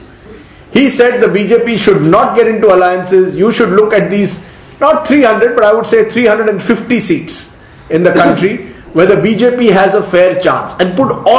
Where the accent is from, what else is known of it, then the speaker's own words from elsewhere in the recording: Maharashtra, India; in my home state of Maharashtra